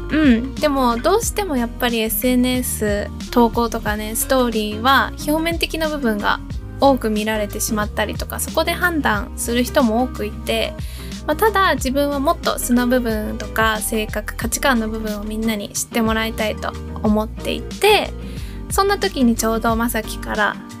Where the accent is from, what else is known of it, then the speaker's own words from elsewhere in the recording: United States; moved away; アメリカ育ちインフルエンサーの猫が好きな